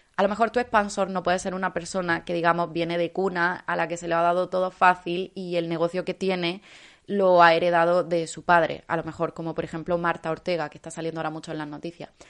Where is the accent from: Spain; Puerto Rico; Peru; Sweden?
Spain; Andalusia; como andaluza